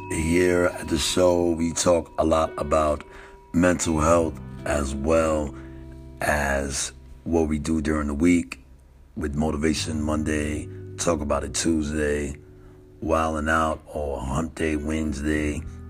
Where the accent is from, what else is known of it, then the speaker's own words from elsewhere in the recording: New York, United States; now in Texas, United States; though I've been in the South, I've been in Texas for a large majority of my time here on this earth. I'm a New Yorker.